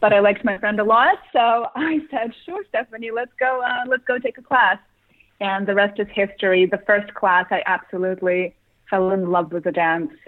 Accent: Russia; moved away; growing up in Russia

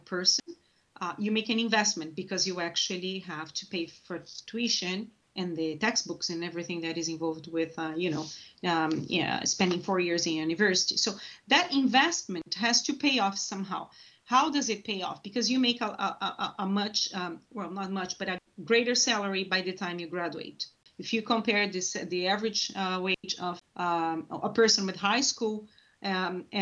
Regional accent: Brazil; moved away as an adult; I'm originally from Brazil

